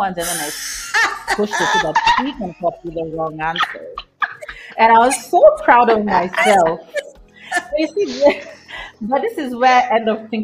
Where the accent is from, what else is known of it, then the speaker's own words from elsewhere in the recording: Kenya; I was born and raised in Kenya